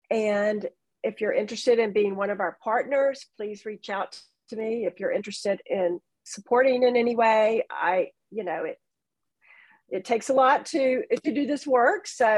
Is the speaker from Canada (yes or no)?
no; Georgia, United States; I was born and raised in Georgia.